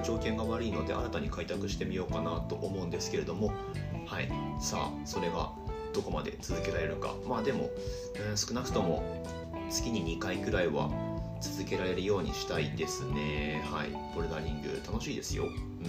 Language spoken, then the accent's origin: Japanese; Higashimatsushima, Miyagi, Japan; also born or lived in Sendai; 僕の出身地である東松島市宮城県東松島市ってあるんですけれども海沿いの町